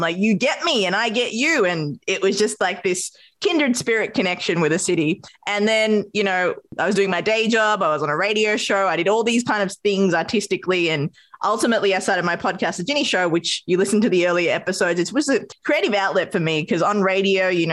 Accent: Australia; moved away as an adult; also born or lived in Sri Lanka; now in New York City, United States; growing up in Australia, you know, being an immigrant child, my mother from Sri Lanka as well. We moved to Australia.

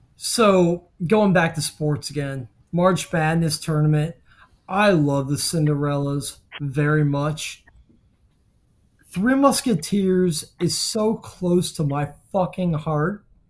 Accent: Miami, Florida, United States; I grew up in Miami in the nineties.

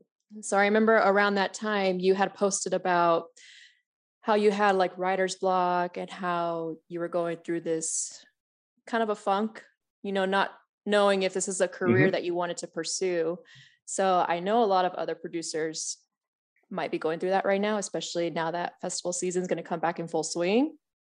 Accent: San Diego, California, United States; San Diego.

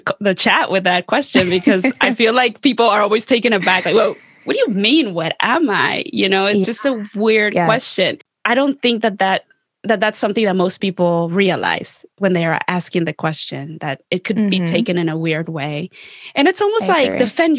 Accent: Ohio, United States; growing up in Ohio

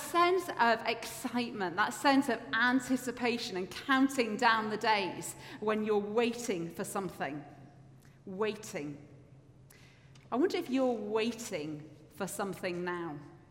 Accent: Yorkshire and the Humber, United Kingdom; now in Edinburgh, United Kingdom; I grew up in Yorkshire, and we didn't have as good a bus service where I lived

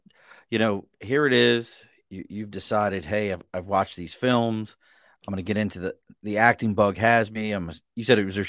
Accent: Baltimore, Maryland, United States; moved away; I grew up in Baltimore. I love Baltimore.

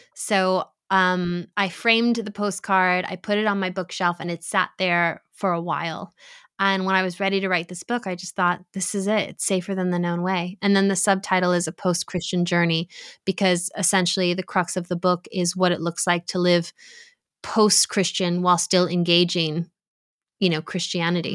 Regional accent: New York, United States; I grew up in New York. I grew up in an Italian Catholic American community

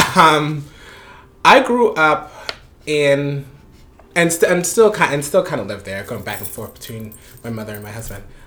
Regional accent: Panama; also born or lived in Florida; now in Brooklyn, United States; originally I'm from Panama, and mm-hmm. I moved here in 1999

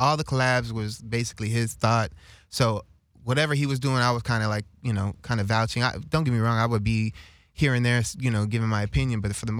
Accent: Los Angeles, California, United States; I was from the Valley either, like born and raised.

